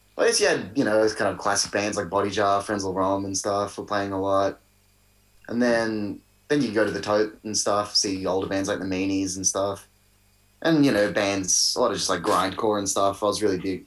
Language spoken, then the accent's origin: English; Melbourne, Victoria, Australia; born and raised in Melbourne.